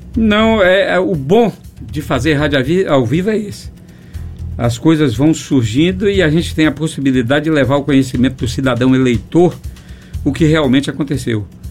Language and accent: Portuguese; far south of Bahia, Brazil; also born or lived in Teixeira de Freitas; o extremo sul do estado, de onde eu venho